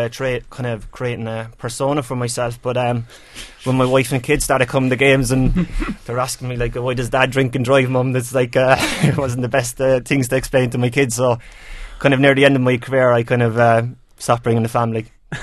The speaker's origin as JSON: {"language": "English", "town": "Cork", "region": "Munster", "country": "Ireland", "said": "I'm from Cork"}